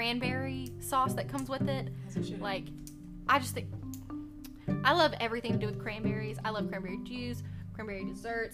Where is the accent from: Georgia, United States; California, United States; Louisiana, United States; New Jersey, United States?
Georgia, United States; Bleckley County, Middle; also born or lived in Tift County, Georgia; Middle Georgia. I grew up in Bleckley County